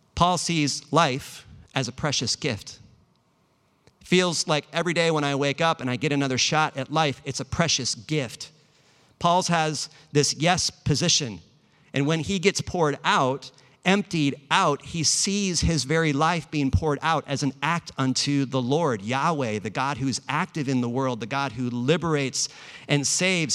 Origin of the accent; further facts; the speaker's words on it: Los Angeles, California, United States; also born or lived in Bay Area; I'm actually from Los Angeles